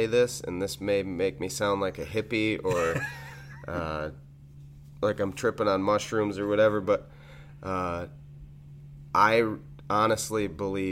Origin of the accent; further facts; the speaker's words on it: Carthage, New York, United States; now in Cazenovia, United States; growing up in Carthage, we had the main industry, and pretty much the only one in the town of Champion where we grew up